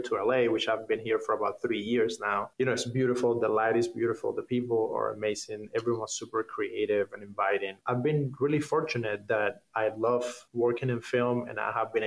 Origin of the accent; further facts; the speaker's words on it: Havana, Cuba; English is a second language; moved away as an adult; also born or lived in Canada; now in Hollywood, United States; I grew up in Havana